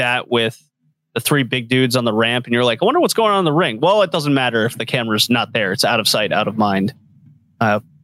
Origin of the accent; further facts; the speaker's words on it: United States; I'm an American